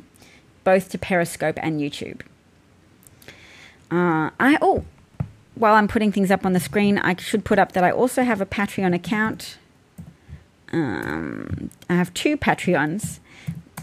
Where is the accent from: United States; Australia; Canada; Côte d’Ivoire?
Australia